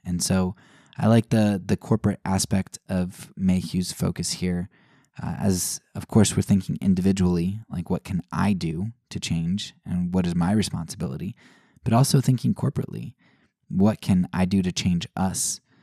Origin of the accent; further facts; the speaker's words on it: United States; as an American, I'm an individualist, right? That, that's how I was raised